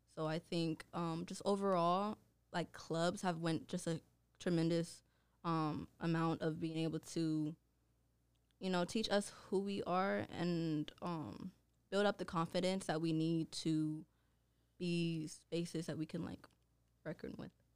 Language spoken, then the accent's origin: English; Oakland, California, United States; I am from Oakland, California, which is located in the Bay Area